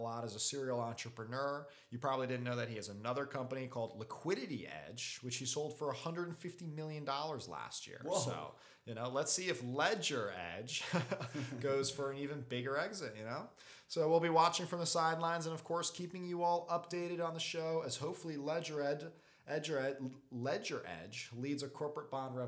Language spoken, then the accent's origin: English; Belgium; my home country of Belgium